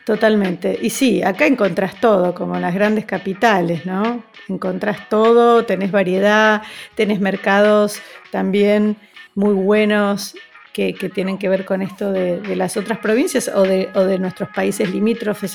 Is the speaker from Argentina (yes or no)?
yes; Argentina; Nuestra gastronomía en general en Argentina es muy europea